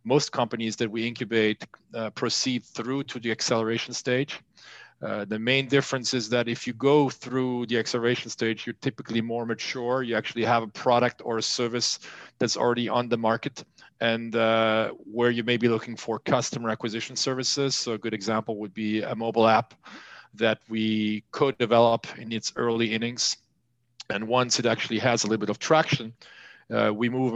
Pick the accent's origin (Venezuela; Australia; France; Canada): France; moved away as an adult; also born or lived in Los Angeles, United States; now in Sarlat, France; I was born and raised in France